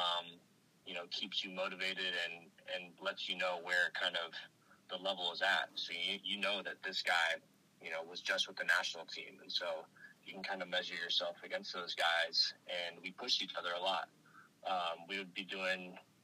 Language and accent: English; Oakland, California, United States; I grew up in Oakland